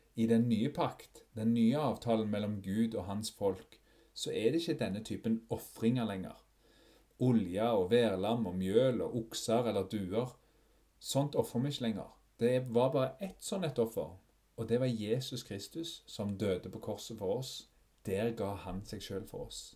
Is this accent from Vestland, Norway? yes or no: no; Fogn, Ryfylke, Rogaland, Norway; den øya der jeg vokste opp, Fågen i Ryfylke